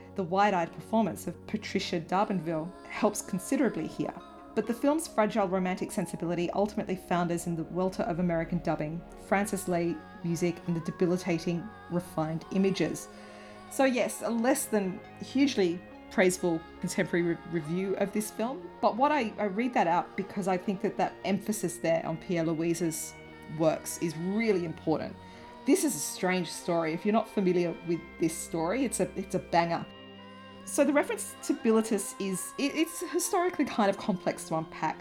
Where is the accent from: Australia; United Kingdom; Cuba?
Australia; accent: broad Australian; my broad Australian accent